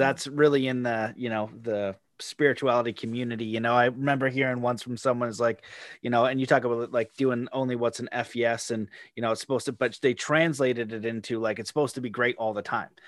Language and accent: English; Canada; as a Canadian